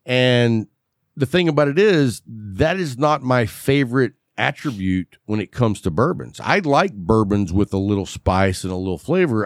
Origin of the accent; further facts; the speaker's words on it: West Texas, United States; accent: West Texas; I can't pronounce a lot of words because I grew up in West Texas